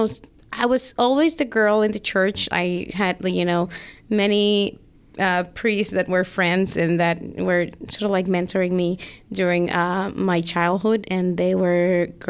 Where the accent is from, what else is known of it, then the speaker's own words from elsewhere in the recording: Dominican Republic; English is a second language; moved away as an adult; now in New Jersey, United States; So I come from the Dominican Republic. I've been here now for 12 years.